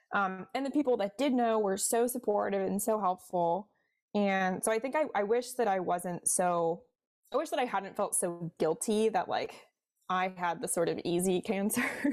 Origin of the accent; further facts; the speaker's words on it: Cincinnati, Ohio, United States; now in Washington, D.C., United States; I'm from Cincinnati, like I mentioned originally, so I'm a Midwest girl at heart